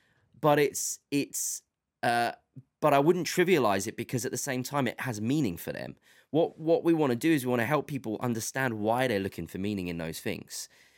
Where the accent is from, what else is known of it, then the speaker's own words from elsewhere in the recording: England, United Kingdom; I tell them I'm from England or the UK